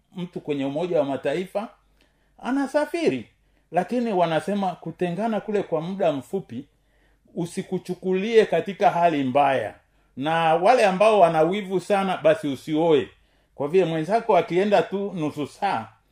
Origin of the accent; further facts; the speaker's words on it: Tanzania; kama mtanzania